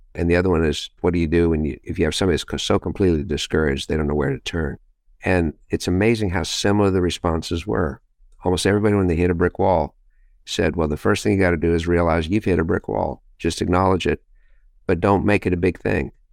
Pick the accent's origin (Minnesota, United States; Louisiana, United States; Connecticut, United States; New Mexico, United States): New Mexico, United States; Los Alamos; Los Alamos, New Mexico is my hometown